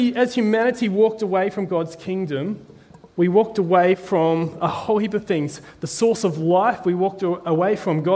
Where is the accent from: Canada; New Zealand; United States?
New Zealand; I'm from a little island called New Zealand